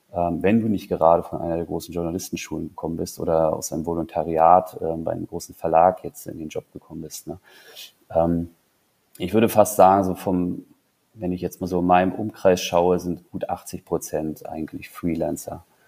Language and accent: German; Zingst, Mecklenburg-Vorpommern, Germany; now in Berlin, Germany; Ich komme aus Zinks, das ist eine Stunde entfernt von Rostock